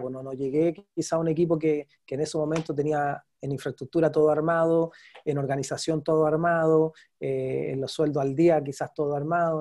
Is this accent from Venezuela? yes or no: no; Chile; moved away as an adult; also born or lived in Mexico; nosotros los chilenos